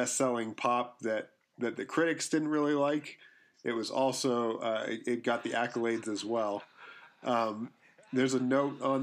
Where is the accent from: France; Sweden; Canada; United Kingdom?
Canada; we grew up in Canada